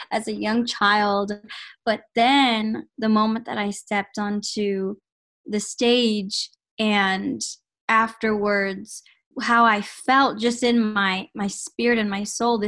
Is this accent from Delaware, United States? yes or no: no; San Antonio, Texas, United States; born and raised in San Antonio, Texas